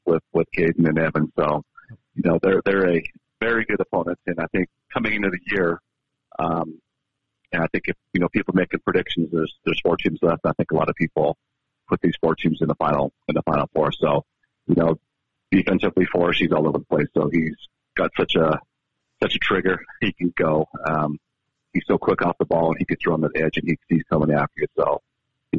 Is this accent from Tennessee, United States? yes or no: no; Baker, Montana, United States; moved away; I'm from the East. I'm from Baker.